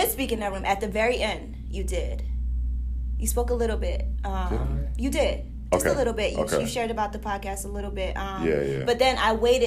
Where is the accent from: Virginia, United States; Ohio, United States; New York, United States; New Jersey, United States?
New Jersey, United States; I came all the way from South Jersey.